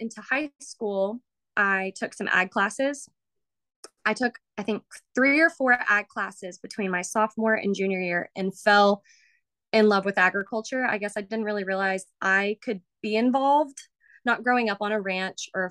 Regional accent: Round Rock, Texas, United States; I am originally from Round Rock, Texas, at Central Texas to me. And I grew up there my whole life

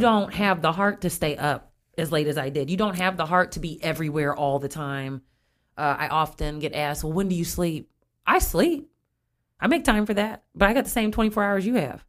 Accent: Springfield, United States; I grew up here in Springfield

